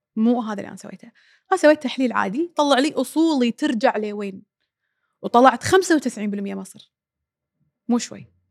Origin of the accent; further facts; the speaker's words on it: Kuwait; احنا بالكويت